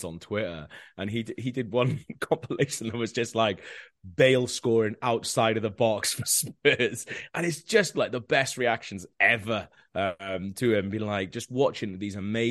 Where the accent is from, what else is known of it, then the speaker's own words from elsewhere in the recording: South Wales, United Kingdom; first language Welsh; English is a second language; moved away as an adult; now in London, United Kingdom; growing up in South Wales